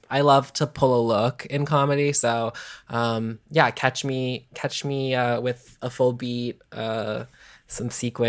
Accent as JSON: {"language": "English", "town": "Atlanta", "region": "Georgia", "country": "United States", "tie": "born or raised there", "said": "Well, I mean, I'm from Atlanta, so like I grew up, I was like 20, but like with people like Brigitte Bidet from Atlanta, Ellisaurus Rex."}